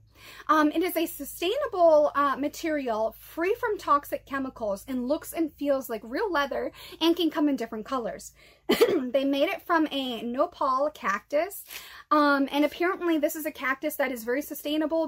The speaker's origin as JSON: {"language": "English", "region": "Massachusetts", "country": "United States", "tie": "born or raised there", "said": "I grew up in Massachusetts"}